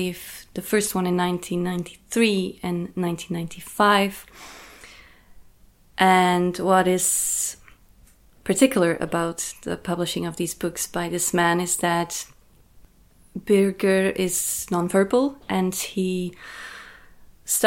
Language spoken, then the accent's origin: English; Belgium; I was born in 1988 in Belgium, so I'm 35.